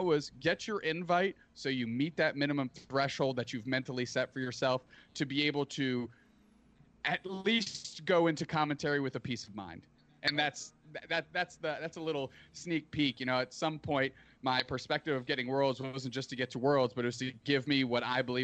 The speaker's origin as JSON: {"language": "English", "country": "Canada", "said": "as a Canadian"}